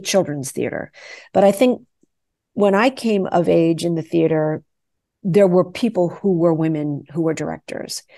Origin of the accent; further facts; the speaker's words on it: New York City, New York, United States; when I was a kid growing up in New York City, I danced with the New York City Ballet